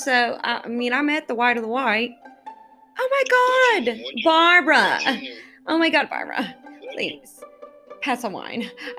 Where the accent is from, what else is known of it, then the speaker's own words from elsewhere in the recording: Israel; English is a second language; also born or lived in California; I'm from Israel. So, you know, a couple. I mean, Israel's small, so, you know, got maybe 20 of us there.